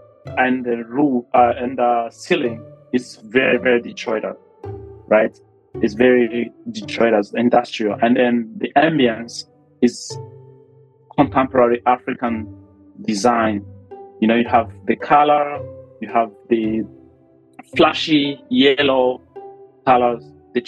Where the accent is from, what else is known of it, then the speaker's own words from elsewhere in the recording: Bujumbura, Bujumbura Mairie, Burundi; So very, very peaceful, environment. We moved around a lot in Bujumbura, right?